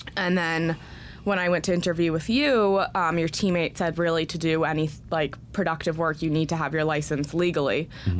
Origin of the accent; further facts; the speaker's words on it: Connecticut, United States; moved away as an adult; also born or lived in New York City; I grew up in Connecticut